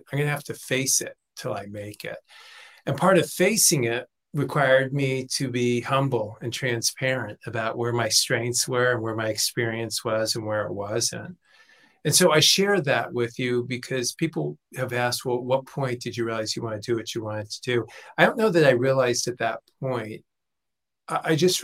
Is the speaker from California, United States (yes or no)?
yes; Los Angeles, California, United States; I grew up in Los Angeles, 16, moved out, hadn't finished high school